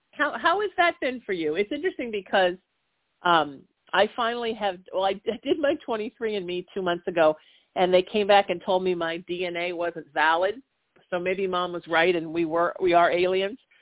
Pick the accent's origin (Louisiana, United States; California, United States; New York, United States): California, United States; Huntington Beach; in my hometown of Huntington Beach